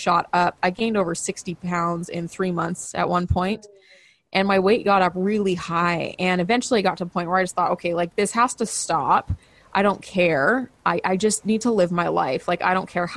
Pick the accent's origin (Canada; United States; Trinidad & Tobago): Canada; I'm a Canadian